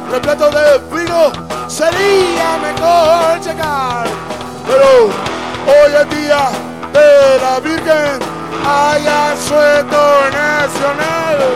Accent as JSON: {"language": "Spanish", "area": "San Fernando and Tigre", "region": "Buenos Aires Province", "country": "Argentina", "said": "nosotros somos de San Fernando y de Tigre."}